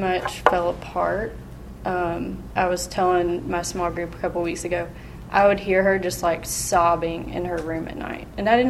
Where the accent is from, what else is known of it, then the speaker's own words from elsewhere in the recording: Memphis, Tennessee, United States; also born or lived in Germantown, United States; I grew up here in Memphis and Germantown in a Christian home.